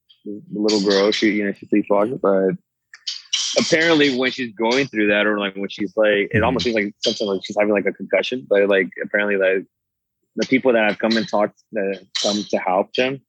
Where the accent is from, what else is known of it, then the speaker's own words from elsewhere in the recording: Monterrey, Nuevo León, Mexico; And we're from Monterrey, which is, like, a city. It's like Dallas, right? It's a big city.